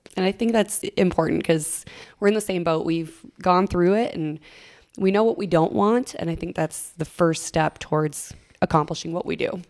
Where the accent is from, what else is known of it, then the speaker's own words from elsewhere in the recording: Minnesota, United States; I would spend all summer mowing lawns all across my hometown and then also babysitting on the side until I could legally get a real deal, state of Minnesota taxes